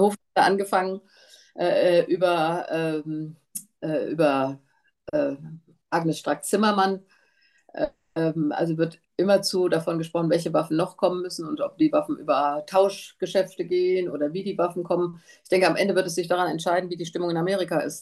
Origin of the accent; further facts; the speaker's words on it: Germany; als Deutsche